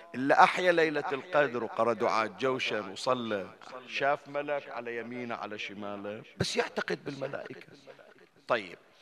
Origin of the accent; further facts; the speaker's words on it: Bahrain; عندنا في البحرين